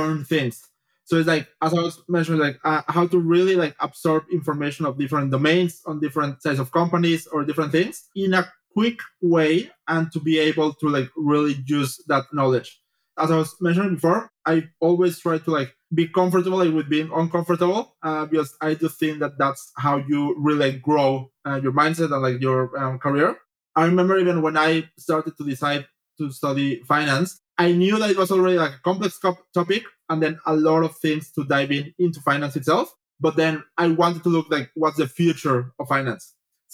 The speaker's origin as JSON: {"language": "English", "country": "Mexico", "also_born_or_lived": "Paris, France / Geneva, Switzerland / Bratislava, Slovakia / Melbourne, Australia", "moved": "as an adult", "said": "I'm originally from Mexico, so I did my bachelor's in there."}